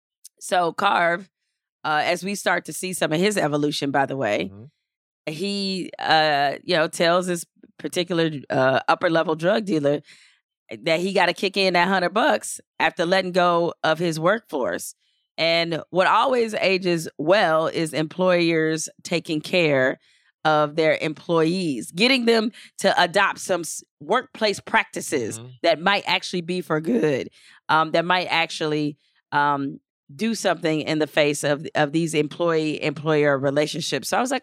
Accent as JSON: {"language": "English", "region": "Louisiana", "country": "United States", "tie": "born or raised there", "said": "Well, especially growing up in Louisiana"}